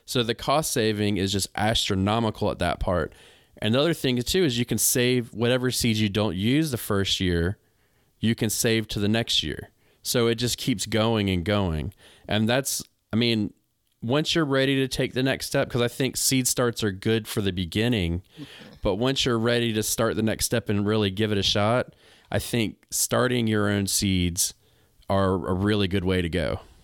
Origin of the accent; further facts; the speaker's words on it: United States; I'm an American.